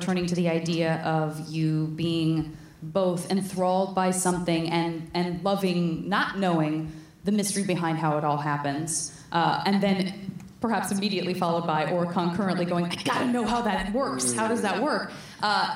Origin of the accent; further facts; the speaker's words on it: Tucson, Arizona, United States; I'm from Tucson, of course, Arizona